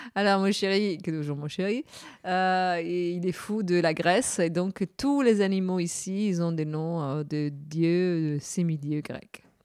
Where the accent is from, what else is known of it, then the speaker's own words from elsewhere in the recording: Cagliari, Sardinia, Italy; French is a second language; now in Paris, France; de Cagliari, de, la ville d'où je suis née, en Sardaigne